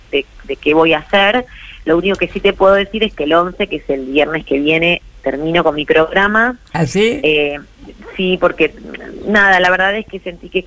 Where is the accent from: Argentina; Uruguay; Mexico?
Argentina; ahí pondré mi granito de arena, como, como tantos argentinos y argentinas, ¿eh?